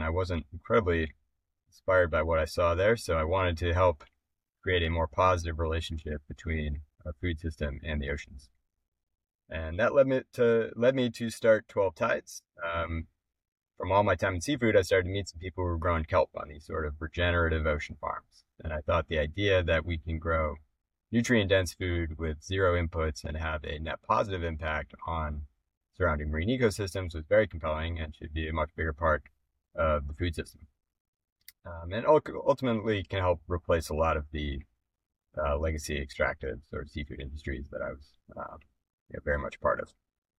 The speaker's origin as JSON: {"language": "English", "region": "Minnesota", "country": "United States", "tie": "born or raised there", "said": "So, I didn't grow up by the ocean. I grew up actually in Minnesota, but the conservation was pretty well woven throughout my family."}